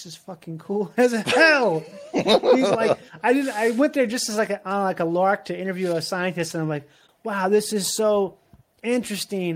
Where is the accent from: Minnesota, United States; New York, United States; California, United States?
Minnesota, United States; moved away as an adult; also born or lived in Florida; I grew up in Minnesota